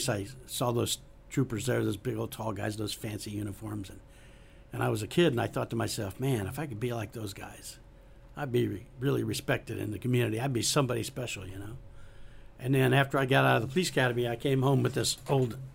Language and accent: English; Arkansas, United States; moved away; also born or lived in Broward County, Florida; I grew up in Arkansas